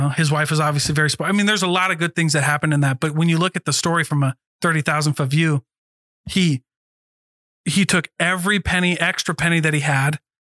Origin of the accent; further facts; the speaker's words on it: Hawaii, United States; And I'm also Hawaiian.